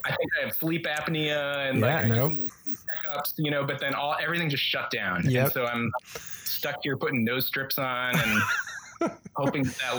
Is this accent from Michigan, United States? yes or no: yes; Michigan, United States; moved away as an adult; also born or lived in New York; ended up in my hometown living a few blocks from my parents with my high school friends